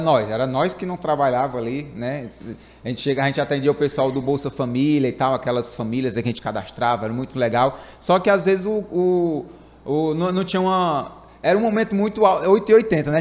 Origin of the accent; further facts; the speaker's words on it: Fortaleza, Ceará, Brazil; eu sou de Fortaleza